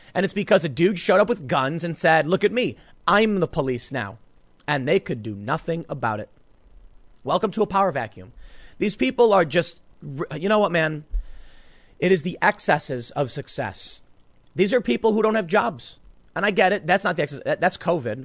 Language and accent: English; United States; I grew up in America